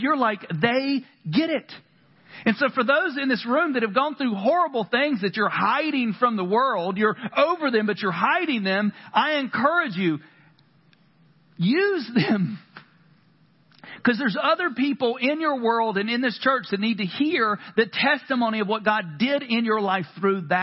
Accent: North Carolina, United States; I grew up in the South, North Carolina

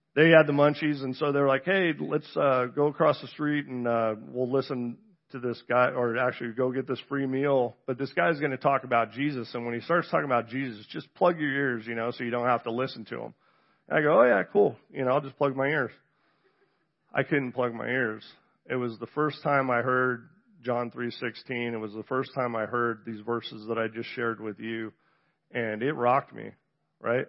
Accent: Encinitas, California, United States; also born or lived in San Diego, California; I was born in San Diego, California, grew up in Southern California, so you can say I'm from the South. Um, Encinitas, to be exact

